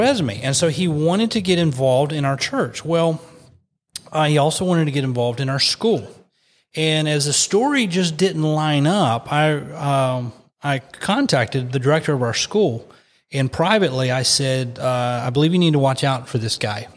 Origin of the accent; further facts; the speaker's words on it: West Virginia, United States; I put in West Virginia because that's, that's my home state. And I put in our county